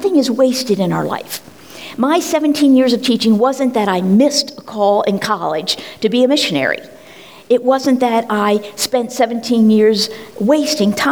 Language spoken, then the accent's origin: English; Collingdale, Pennsylvania, United States; born or raised there